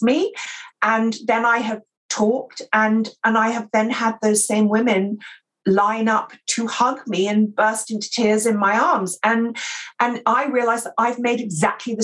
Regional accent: England, United Kingdom; accent: received pronunciation

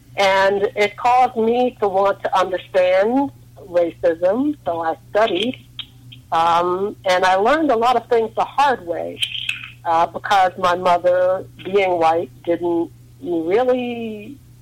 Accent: New York, United States; moved away; also born or lived in Harlem / Western Massachusetts / Northern Virginia; We grew up in New York because uh, in the early fifties, an interracial couple could not live anywhere in the country

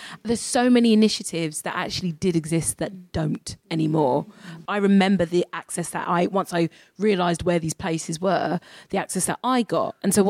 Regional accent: London, United Kingdom; because I'm from South East London, we came here on school trips

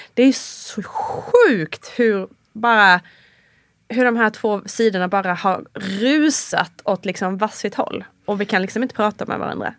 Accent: Sweden; moved away as an adult; now in Italy; som svensk

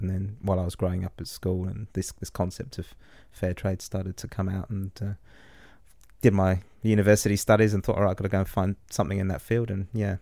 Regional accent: England, United Kingdom; moved away as an adult; now in New Zealand; being an English guy, you know, coming over here fifteen years ago

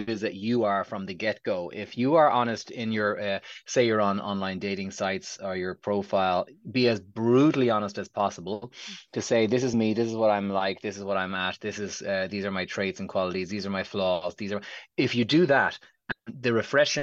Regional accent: Ireland

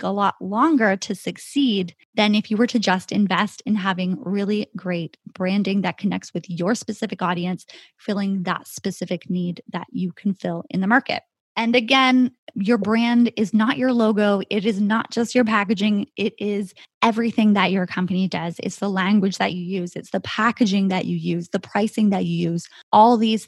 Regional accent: Canada; my home country of Canada

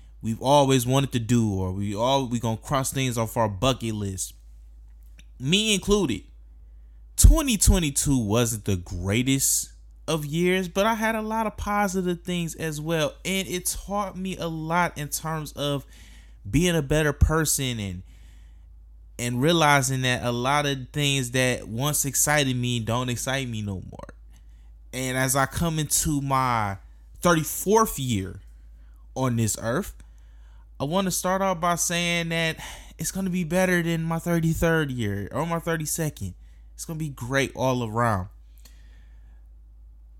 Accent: Detroit, Michigan, United States; my hometown market, Detroit

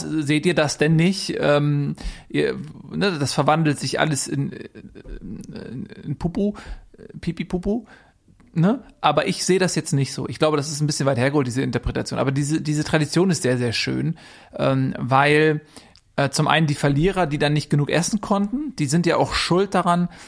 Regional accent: Germany; Das ist uns einfach ganz wichtig als, als Deutsche.

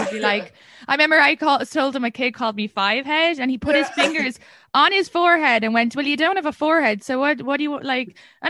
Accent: outside Dublin, Leinster, Ireland; moved away as an adult; now in New York, United States; And I grew up outside Dublin

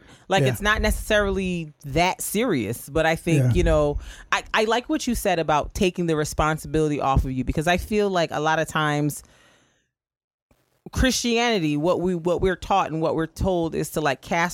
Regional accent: Barbados; moved away; the church I grew up in Barbados

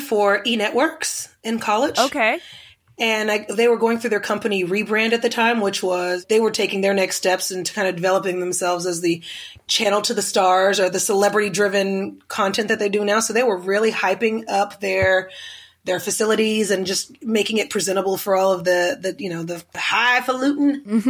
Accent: Oklahoma City, Oklahoma, United States; now in Los Angeles, United States; I grew up in Oklahoma City, right next to the capital of the city

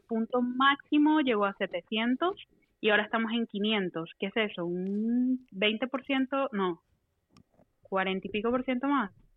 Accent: Venezuela; now in Costa Rica; soy venezolana, pero vivo en Costa Rica

